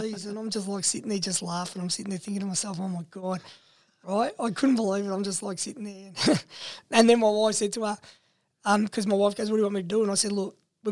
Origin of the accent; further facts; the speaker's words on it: England, United Kingdom; being English, not understanding a word of Italian